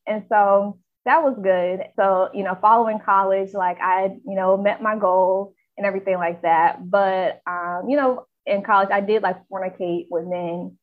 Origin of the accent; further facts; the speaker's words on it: Charlotte, North Carolina, United States; I'm from Charlotte, North Carolina